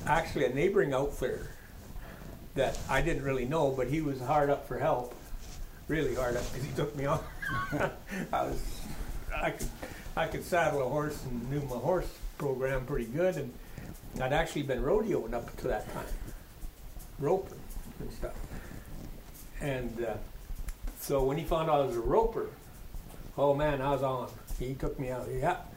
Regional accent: Whitehorse, Yukon, Canada; From Whitehorse. I was raised outside of Whitehorse. So, not really a bush, but away from town, and so I spent my time in the bush

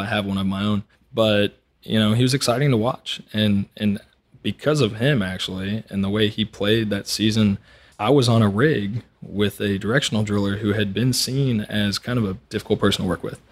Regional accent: Montgomery, Texas, United States; I grew up on Lake Conroe, up in Montgomery

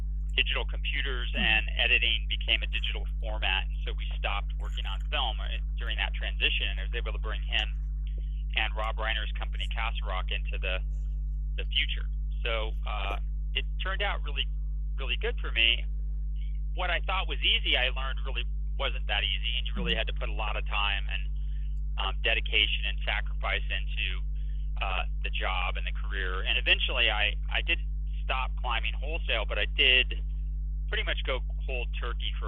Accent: Los Angeles, California, United States; I grew up in Los Angeles

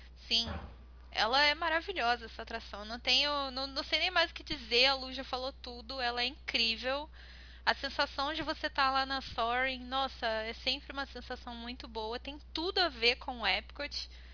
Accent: Brazil; como brasileira

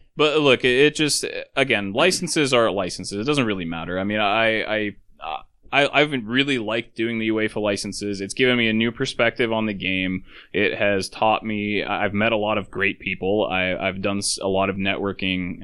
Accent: Alaska, United States; I'm from Alaska

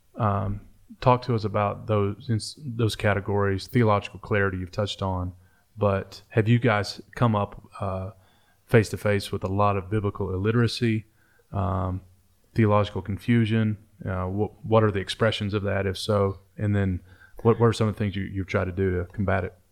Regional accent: eastern Kentucky, United States; also born or lived in Detroit, Michigan; I grew up in a trailer in eastern Kentucky

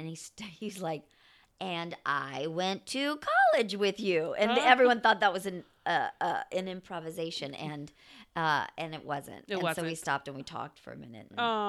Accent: Champaign, Illinois, United States; I grew up in Illinois, in Champaign, Illinois.

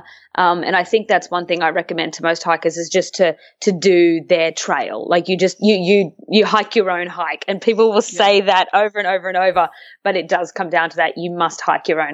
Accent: Australia; moved away as an adult; now in Vancouver, Canada; I was in Australia back in my hometown where I grew up

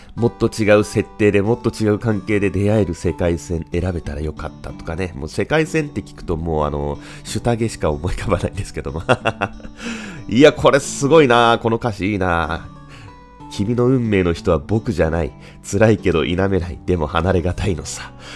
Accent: Japan; 僕の地元のこの響きというところに

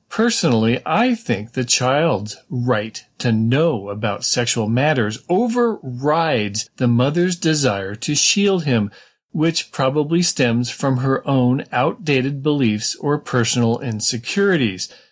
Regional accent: California, United States; growing up in California

